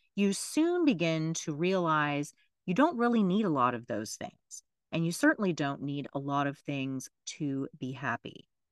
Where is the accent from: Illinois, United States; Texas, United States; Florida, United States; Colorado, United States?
Florida, United States; my home state of Florida